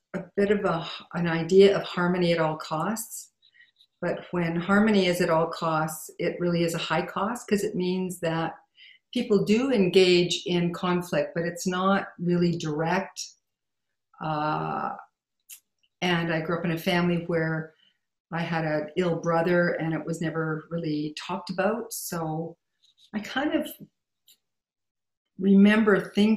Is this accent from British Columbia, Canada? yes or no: no; Saskatchewan, Canada; I grew up in Saskatchewan